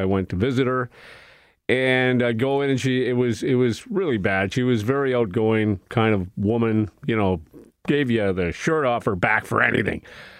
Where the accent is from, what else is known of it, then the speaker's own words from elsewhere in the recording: Regina, Saskatchewan, Canada; moved away as an adult; now in Winnipeg, Canada; I was born and raised in Regina.